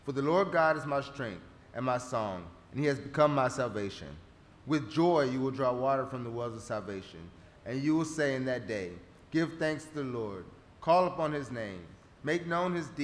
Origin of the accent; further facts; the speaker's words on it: Runge, Texas, United States; moved away as an adult; also born or lived in Hattiesburg; born and raised in Rungy